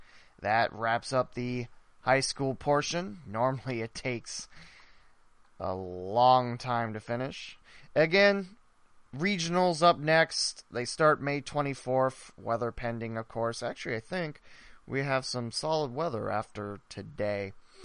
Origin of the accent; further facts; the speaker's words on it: West Alexandria, Ohio, United States; my hometown, West Alexandria.